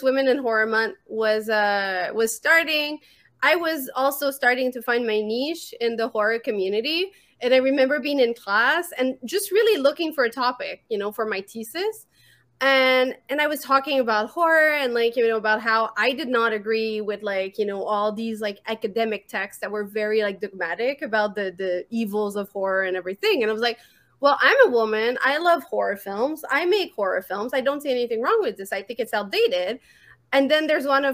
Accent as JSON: {"language": "English", "town": "Montreal", "region": "Quebec", "country": "Canada", "accent": "French", "second_language": "English", "said": "I'm from Montreal, Quebec. This is why I have a weird accent."}